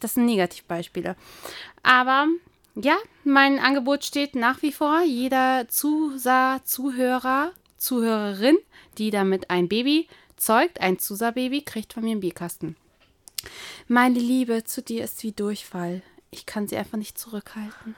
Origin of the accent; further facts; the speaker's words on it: East Germany, Germany; Ich komme ja aus Ostdeutschland